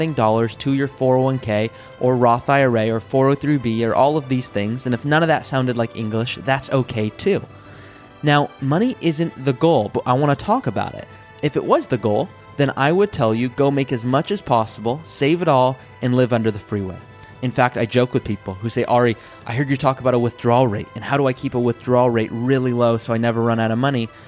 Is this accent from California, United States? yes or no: yes; Malibu, California, United States; I grew up in Malibu, California